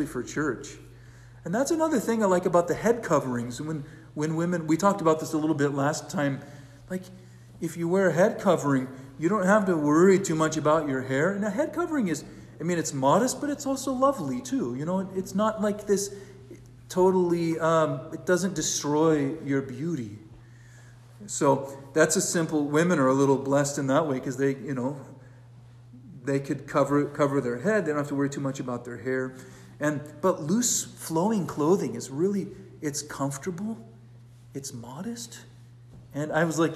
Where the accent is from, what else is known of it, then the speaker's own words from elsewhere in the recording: California, United States; now in Brier, United States; I'm from California